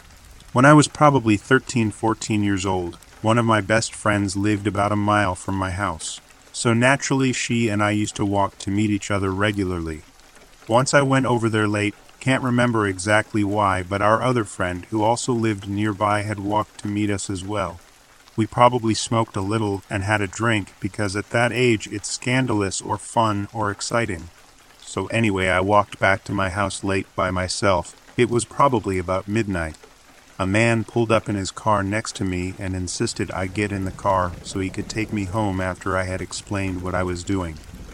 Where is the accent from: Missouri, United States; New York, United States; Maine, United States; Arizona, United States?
Arizona, United States; I grew up in Arizona in a relatively safe city.